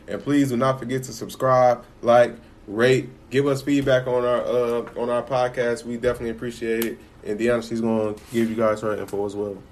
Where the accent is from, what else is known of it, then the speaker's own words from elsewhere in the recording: Chicago, Illinois, United States; I grew up in Chicago, so I was born in '93.